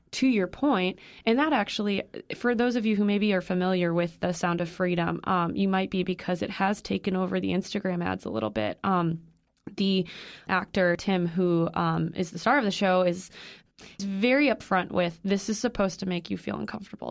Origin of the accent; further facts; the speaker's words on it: Illinois, United States; I'm from Illinois.